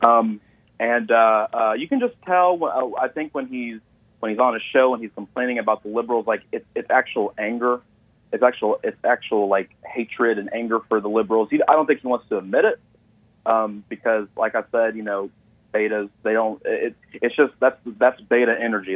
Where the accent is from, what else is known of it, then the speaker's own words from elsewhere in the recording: Atlanta, Georgia, United States; also born or lived in Gwinnett County, Georgia; I was born in Atlanta, but I, I live in, uh, Gwinnett, Gwinnett County